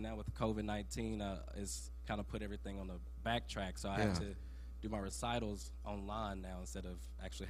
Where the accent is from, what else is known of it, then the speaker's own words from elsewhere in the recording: Madison, Mississippi, United States; I'm from Madison, Mississippi, and I started the violin at age of 8 years old.